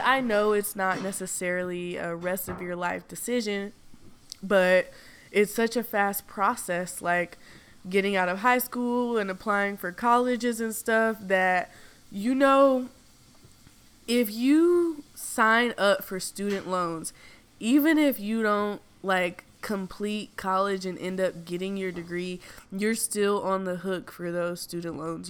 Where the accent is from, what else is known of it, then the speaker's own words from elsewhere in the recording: the South, United States; I'm from the South